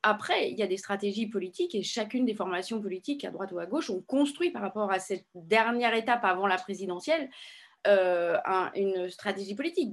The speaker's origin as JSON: {"language": "French", "town": "Paris", "region": "Île-de-France", "country": "France", "said": "je suis parisienne"}